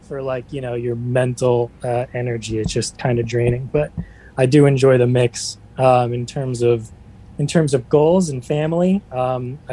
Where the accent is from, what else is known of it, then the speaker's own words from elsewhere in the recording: Smithtown, New York, United States; I'm from Smithtown